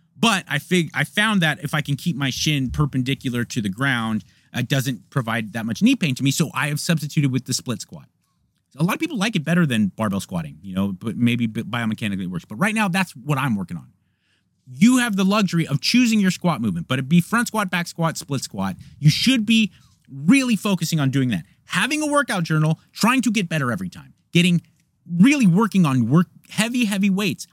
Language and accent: English; United States; I'm an American